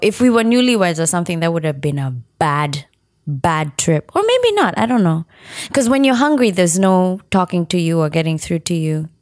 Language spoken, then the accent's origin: English; Kenya; accent: Kenyan; moved away as an adult; now in United States; my upbringing in Kenya